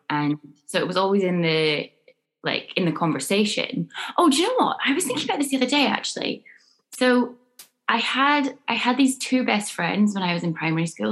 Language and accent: English; Scone, Scotland, United Kingdom; I grew up in a tiny village in Scotland called Skoon